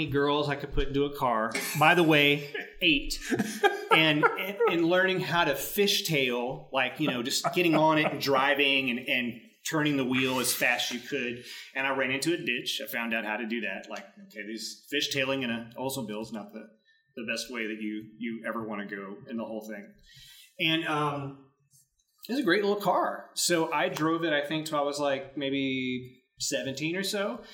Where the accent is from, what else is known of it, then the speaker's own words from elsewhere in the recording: the South, United States; also born or lived in Arkansas / Tennessee; I grew up in the South like you, Arkansas, Tennessee, that's me